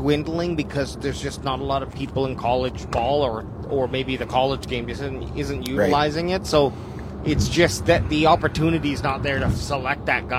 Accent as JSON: {"language": "English", "region": "New Jersey", "country": "United States", "said": "I'm from Jersey."}